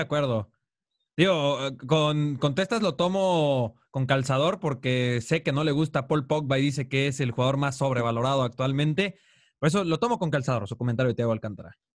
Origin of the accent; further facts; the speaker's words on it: Mexico; acá de los mexicanos